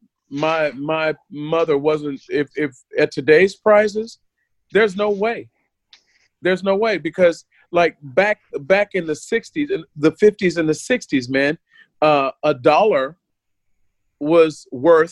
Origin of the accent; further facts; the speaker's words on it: United States; moved away; When I was growing up in the States